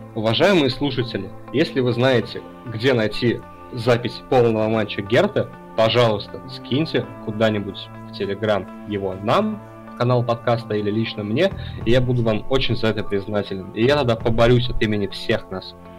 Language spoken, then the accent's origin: Russian; Samara Oblast, Russia; я немножко из Самарского региона